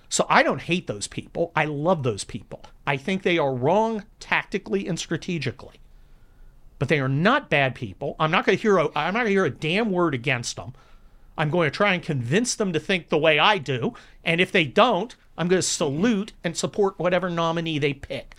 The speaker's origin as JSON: {"language": "English", "region": "California", "country": "United States", "tie": "born or raised there", "also_born_or_lived": "Cincinnati, Ohio / San Mateo, California", "said": "I'm a California kid. I grew up in the California of Ronald Reagan"}